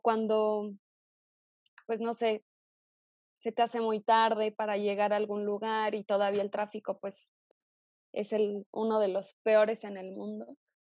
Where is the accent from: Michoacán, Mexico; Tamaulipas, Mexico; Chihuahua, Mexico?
Michoacán, Mexico; Morelia; moved away as an adult; also born or lived in Zitácuaro, Michoacán / Mexico City; yo nací en Zitácuaro, Michoacán, y me mudé muy chava a Morelia, que es la capital de, de acá del estado. Entonces, crecí